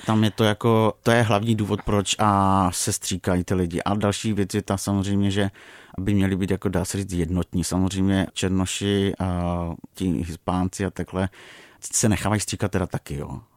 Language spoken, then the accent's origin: Czech; Moravia, Czechia; jsem z Moravy